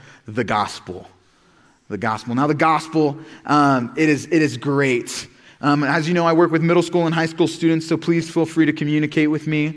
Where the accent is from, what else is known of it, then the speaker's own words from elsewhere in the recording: Oklahoma, United States; moved away as an adult; also born or lived in Missouri; I was born and raised in Oklahoma, grew up the same area my whole life